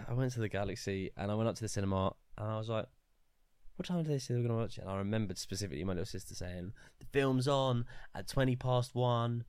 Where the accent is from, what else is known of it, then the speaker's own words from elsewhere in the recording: Luton, East of England, United Kingdom; Luton is a town. We're from Luton.